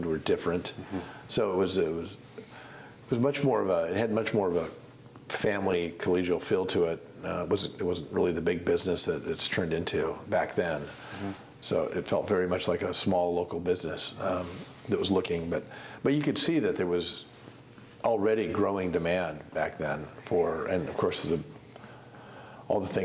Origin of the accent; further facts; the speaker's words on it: McMinnville, Oregon, United States; I grew up in McMinnville, so I'm a local